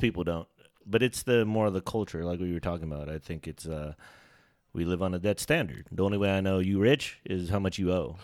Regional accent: Sacramento, California, United States; also born or lived in Bay Area, California; my stint before coming to Sacramento 'cause I was born in the Bay Area. So, coming to Sacramento, like, even before Butler, I was at Anna Kirchgata

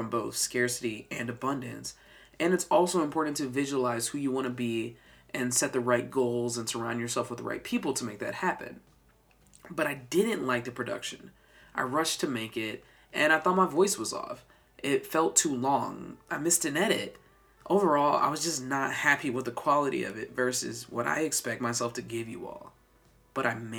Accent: the South, United States; I'm from the South

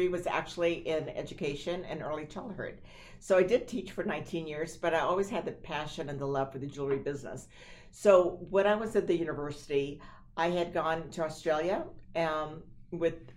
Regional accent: Nebraska, United States; was a ranch girl from Nebraska

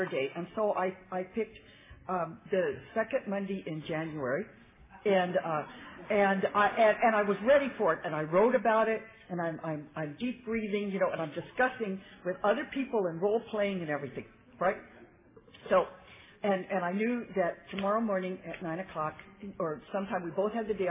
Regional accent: San Fernando Valley, California, United States; I'm from the San Fernando Valley area

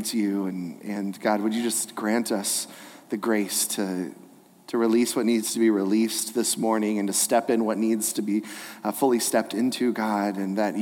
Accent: Inland Empire, the LA area, California, United States; I grew up here in the Inland Empire, the LA area

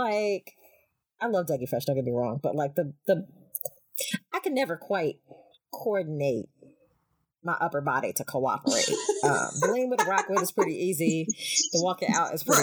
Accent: Greensboro, North Carolina, United States; Greensboro is my hometown

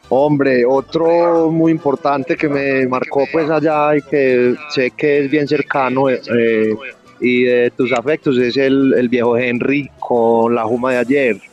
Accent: Envigado, Antioquia, Colombia; also born or lived in Bogotá; Crecí en Envigado y crecí prácticamente con ese bar

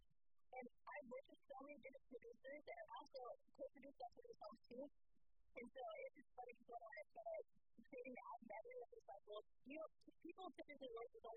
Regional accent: California, United States; also born or lived in Alabama; now in Nashville, United States; I grew up in California, and about 30 years ago, I moved to Nashville

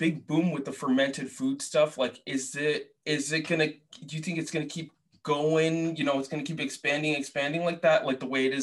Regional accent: Boston, Massachusetts, United States; moved away as an adult; also born or lived in Portland; I grew up in Boston, lived in Portland, now I live here

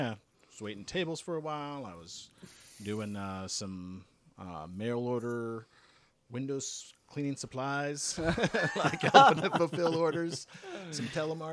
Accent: Evergreen, Colorado, United States; also born or lived in Denver, Colorado; I'm from Colorado. I was born in Denver, grew up in the foothills, kind of the mountainous area west of Denver.

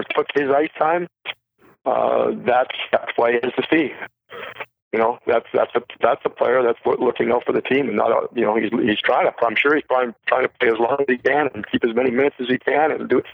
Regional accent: 200 miles north of Toronto, Ontario, Canada; I grew up 200 miles north of Toronto

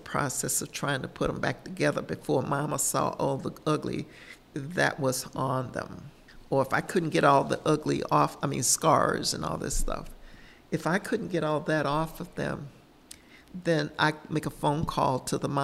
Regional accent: Birmingham, Alabama, United States; moved away as an adult; I grew up in Birmingham, Alabama

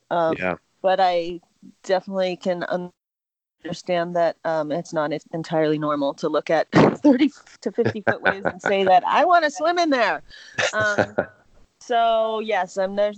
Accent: Pittsburgh, Pennsylvania, United States; moved away; also born or lived in Southern California; I grew up actually in Pittsburgh, Pennsylvania, very far from the ocean

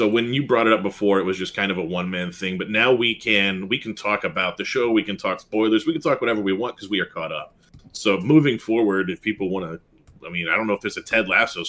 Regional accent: Texas, United States; I grew up in Texas.

